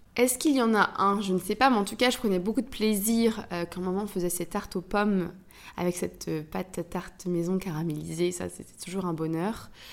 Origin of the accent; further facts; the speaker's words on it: Brittany, France; je suis bretonne. Donc j'ai aussi grandi avec ce ces, crêpes